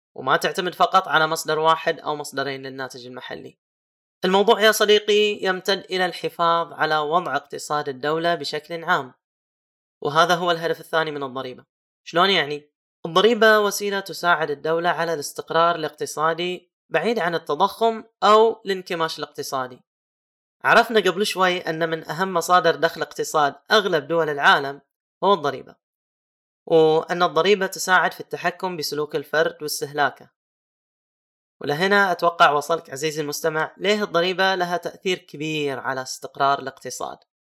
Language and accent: Arabic; Saudi Arabia; عندنا في السعودية